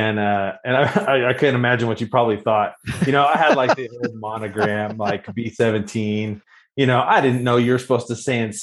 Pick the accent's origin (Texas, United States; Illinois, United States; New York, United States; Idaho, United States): Texas, United States; Corpus Christi; I grew up in Corpus Christi, Texas